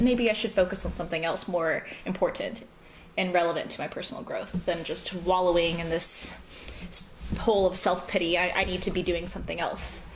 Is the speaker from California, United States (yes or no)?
yes; Southern California, United States; accent: American; now in St. Louis, United States; I was from California.